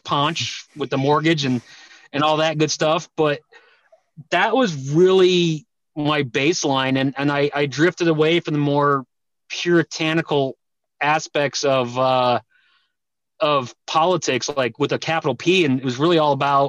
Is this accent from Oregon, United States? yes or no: no; Denver, Colorado, United States; I grew up in Denver, Colorado, came from Eastern European background